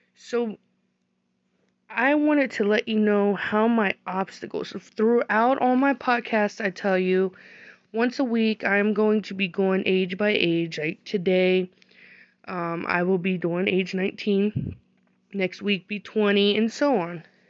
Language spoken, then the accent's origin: English; United States; I was born here in America